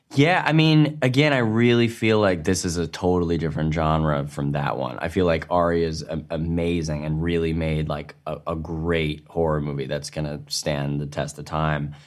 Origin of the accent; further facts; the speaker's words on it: New York, United States; accent: New York; my New York accent